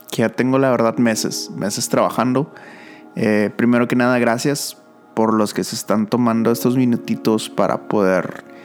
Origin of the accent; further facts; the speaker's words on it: Monterrey, Nuevo León, Mexico; now in San Antonio, United States; Ese es mi nombre. soy, de San, soy de Monterrey y vivo en San Antonio, Texas.